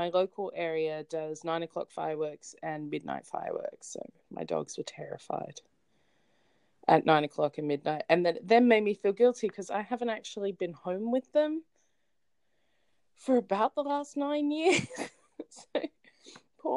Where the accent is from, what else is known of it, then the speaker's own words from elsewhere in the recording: Sydney, New South Wales, Australia; I'm from Sydney, and technically I am from Sydney, but I live in a suburb that's in a different city within